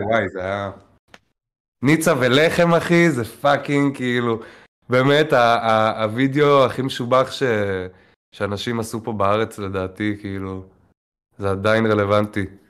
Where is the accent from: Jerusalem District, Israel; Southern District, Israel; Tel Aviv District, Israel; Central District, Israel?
Tel Aviv District, Israel; Tel Aviv; נולדתי, גדלתי בתל אביב.